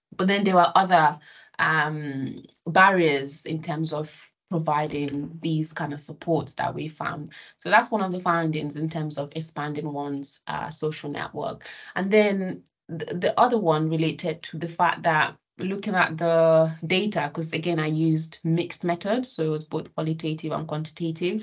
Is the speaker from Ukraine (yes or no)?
no; Nigeria; now in United Kingdom; when I was young, right, living in Nigeria, okay, so I'm I'm Nigerian British.